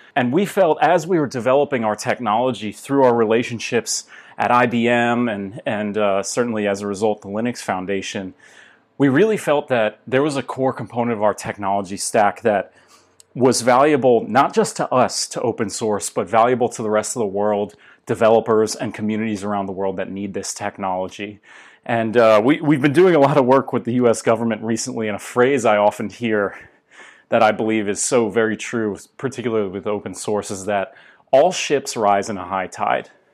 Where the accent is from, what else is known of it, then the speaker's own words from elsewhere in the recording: United States; I'm from the United States